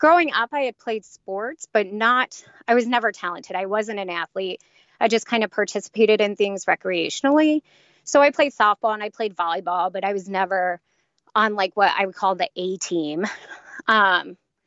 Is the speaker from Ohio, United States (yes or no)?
yes; Cincinnati, Ohio, United States; I grew up in Cincinnati.